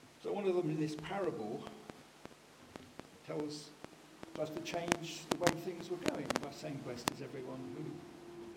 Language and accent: English; United Kingdom; we're British